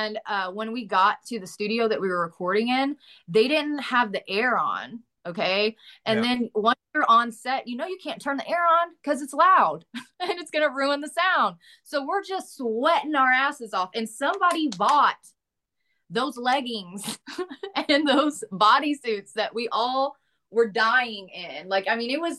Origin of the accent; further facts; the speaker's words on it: United States; accent: Southern; I can do a Southern accent because I'm like from Boontucky in real life